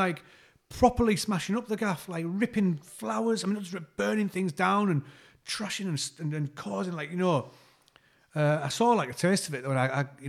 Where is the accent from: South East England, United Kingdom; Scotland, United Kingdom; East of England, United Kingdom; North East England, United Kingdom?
North East England, United Kingdom; Saltburn-by-the-Sea; when I was growing up in Saltburn